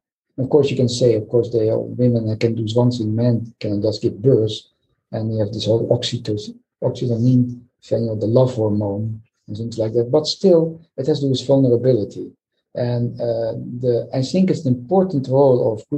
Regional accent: Netherlands; I come from Holland, small country.

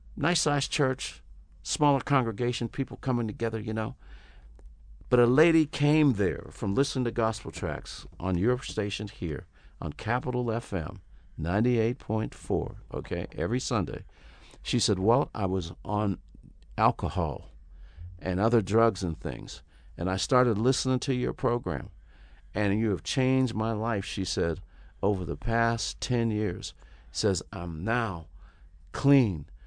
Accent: Pittsburgh, Pennsylvania, United States; also born or lived in Houston, Texas; now in Los Angeles, United States; I grew up in Pittsburgh, Pennsylvania

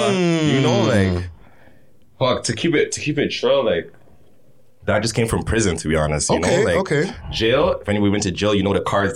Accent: Toronto, Ontario, Canada; I'm from Shepherd. I'm from Killing Shepherd.

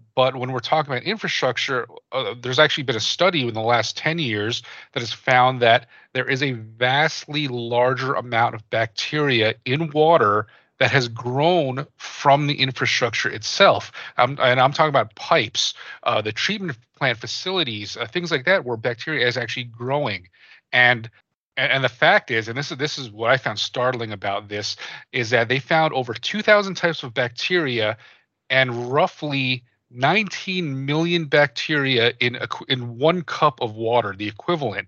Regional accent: New Jersey, United States; I, I grew up in New Jersey. I grew up in the East Coast

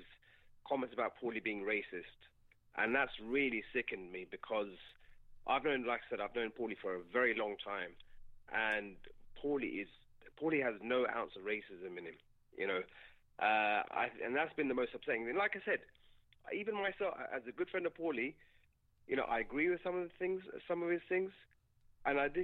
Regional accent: United Kingdom; I'm British, but my grandparents come from Pakistan

